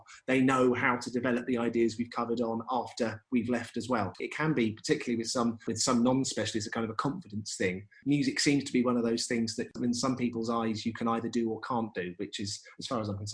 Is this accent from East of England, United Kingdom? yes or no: no; Brighton, South East England, United Kingdom; I'm from Brighton, which has always been a kind of a town of lots and lots of musical opportunities, and kind of went through the music service